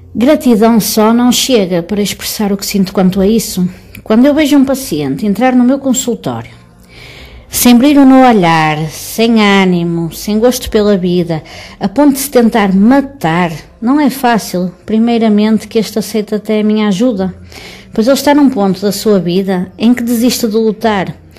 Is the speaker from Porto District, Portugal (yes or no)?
yes; Matosinhos, Porto District, Portugal; Eu sou de Matosinhos, uma cidade que pertence ao distrito do Porto